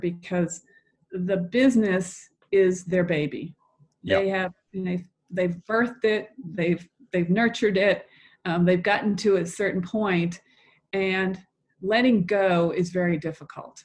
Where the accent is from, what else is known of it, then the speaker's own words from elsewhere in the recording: Boston, Massachusetts, United States; now in Atlanta, United States; I'm originally from the Boston area